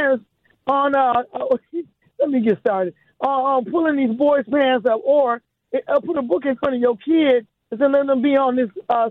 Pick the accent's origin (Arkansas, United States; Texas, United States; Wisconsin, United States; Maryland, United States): Wisconsin, United States; Milwaukee; moved away as an adult; also born or lived in Washington, D.C.; I was raised in Milwaukee, and I've been here most of my life. I moved away to D.C. for 20 years, but I'm back